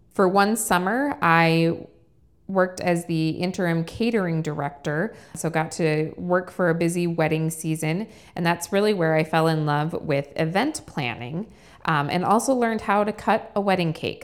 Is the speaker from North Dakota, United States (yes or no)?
yes; Fargo, North Dakota, United States; also born or lived in Rochester, Minnesota, United States; I grew up in Fargo and graduated from North High